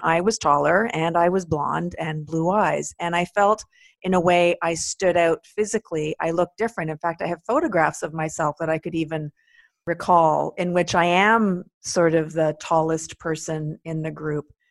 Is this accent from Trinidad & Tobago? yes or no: no; Quebec, Canada; growing up in Quebec